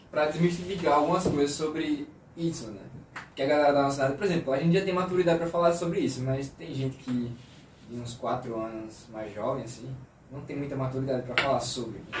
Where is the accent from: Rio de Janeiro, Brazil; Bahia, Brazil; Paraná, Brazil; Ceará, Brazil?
Bahia, Brazil; Feira de Santana; Eu sou baiano e de feira. E de feira de Santana.